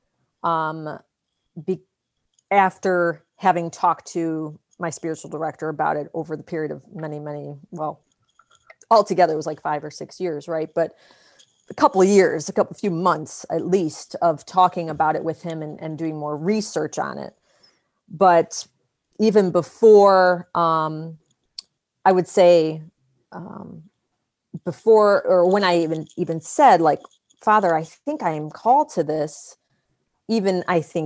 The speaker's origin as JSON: {"language": "English", "town": "Cleveland", "region": "Ohio", "country": "United States", "tie": "born or raised there", "moved": "yes", "said": "Cleveland is always going to be my hometown."}